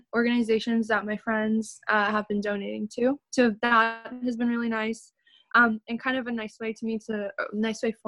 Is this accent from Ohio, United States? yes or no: no; Washington, District of Columbia, United States; I'm from Washington, D.C.